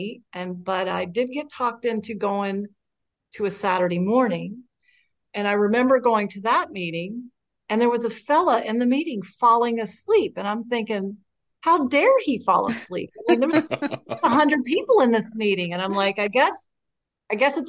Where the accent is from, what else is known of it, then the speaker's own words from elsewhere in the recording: Lexington, Kentucky, United States; moved away as an adult; now in Wilmington, United States; I'm from Lexington, Kentucky. That's where I got sober. And I now live in Wilmington, North Carolina